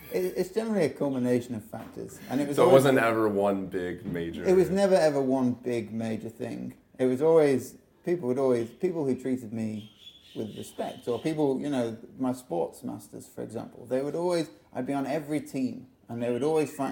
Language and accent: English; Liverpool, North West England, United Kingdom; moved away; I was born in Liverpool. Yeah, nice childhood. Grew up in a really nice place